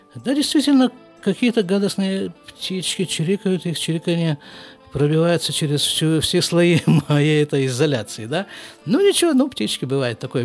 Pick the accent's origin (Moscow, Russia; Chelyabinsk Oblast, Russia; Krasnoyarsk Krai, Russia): Krasnoyarsk Krai, Russia; Krasnoyarsk; born or raised there; moved away as an adult; also born or lived in Jerusalem, Israel; now in Israel